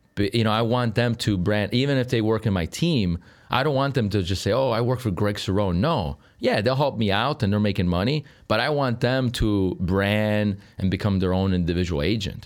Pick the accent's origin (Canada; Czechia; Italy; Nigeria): Italy; Sicily; moved away as an adult; now in Chicago, United States; Was born here, Uh, and then I left when I was a kid